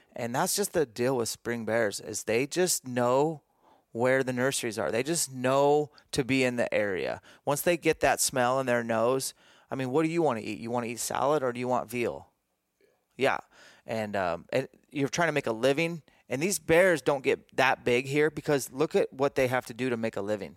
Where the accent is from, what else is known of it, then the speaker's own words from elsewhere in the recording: Greenacres, Washington, United States; a little mini camp here in my hometown, Grin Acres, Washington.